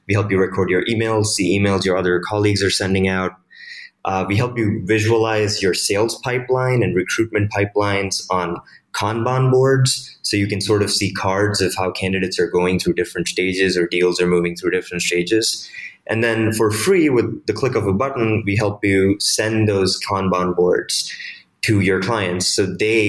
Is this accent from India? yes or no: yes; Mumbai, Maharashtra, India; I was born in Mumbai in India. Dad was in the Indian Army in the anti-terrorist squad. So growing up, we lived pretty close to the border a lot.